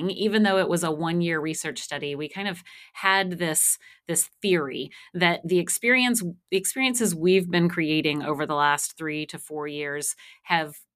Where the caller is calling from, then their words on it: Austin, Texas, United States; I am here just north of Austin, Texas.